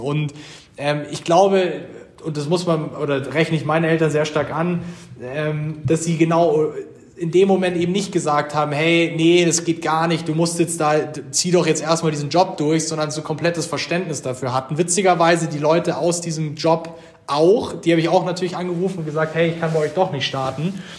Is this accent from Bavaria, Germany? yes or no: yes; Munich, Bavaria, Germany; also born or lived in Pullach; Wir Gründer sind auch alle Bayern.